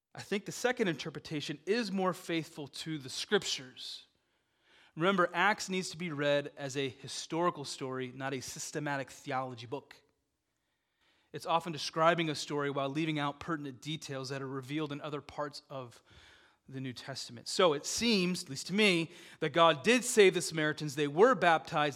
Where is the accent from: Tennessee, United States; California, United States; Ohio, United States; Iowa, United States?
Iowa, United States; Dubuque; I grew up in Dubuque, Iowa.